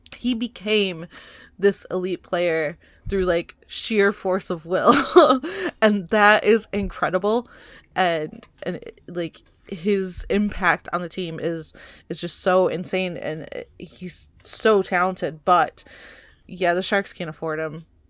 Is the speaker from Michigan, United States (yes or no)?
yes; Michigan, United States; now in California, United States; I'm, I'm from Michigan